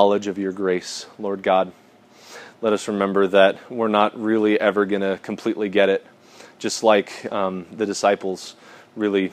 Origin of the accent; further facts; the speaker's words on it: United States; as specifically American Christians